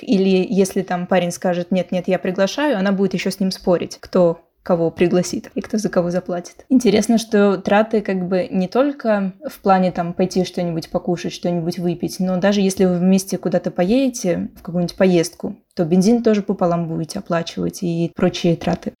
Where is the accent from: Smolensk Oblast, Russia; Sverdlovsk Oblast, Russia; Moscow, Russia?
Moscow, Russia; now in Cádiz, Spain; я из Москвы